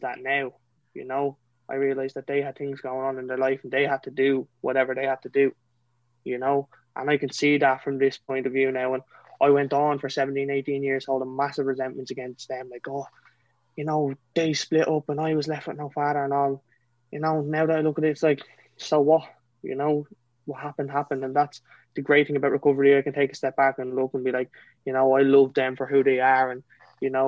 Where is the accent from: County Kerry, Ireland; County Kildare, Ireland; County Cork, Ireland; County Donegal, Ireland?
County Kildare, Ireland; I'm from County Kildare, a little small place called Rockcoffee.